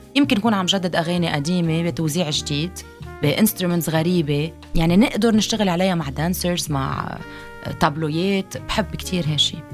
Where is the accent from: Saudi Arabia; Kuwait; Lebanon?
Lebanon; أنا لبنانية